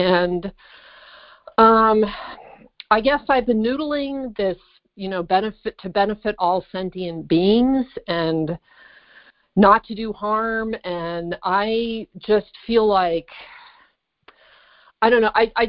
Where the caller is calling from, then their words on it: California, United States; I'm calling from California